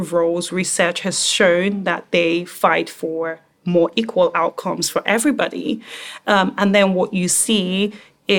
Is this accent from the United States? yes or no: no; Nigeria; I am African, right? I'm Nigerian